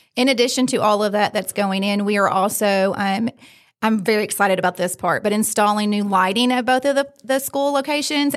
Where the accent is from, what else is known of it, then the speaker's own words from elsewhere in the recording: Fayette County, Kentucky, United States; I grew up in Fayette County